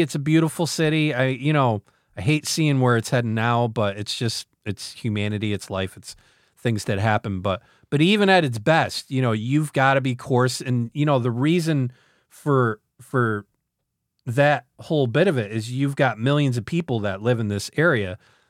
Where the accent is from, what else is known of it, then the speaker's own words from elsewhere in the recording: New York, United States; born there; You know, I was born obviously in northern New York